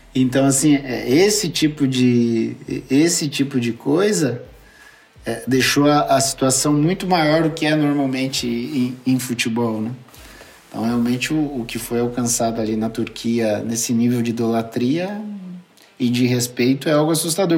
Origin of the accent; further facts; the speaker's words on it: Brazil; moved away as an adult; also born or lived in Turkey; eu sou brasileiro